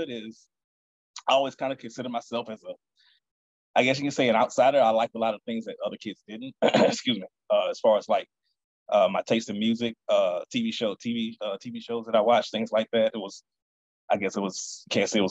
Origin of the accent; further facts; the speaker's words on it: Baton Rouge, Louisiana, United States; I was born here in Baton Rouge